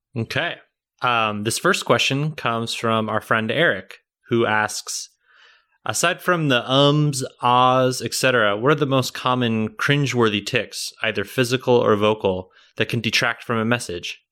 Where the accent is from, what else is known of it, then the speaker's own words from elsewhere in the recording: Kansas City, United States; accent: Kansas City; growing up, everyone always said people from Kansas City don't have accents